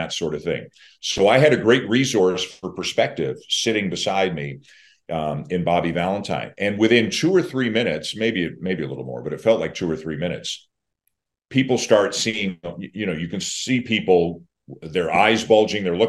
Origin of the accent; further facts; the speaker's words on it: Canada; I'm Canadian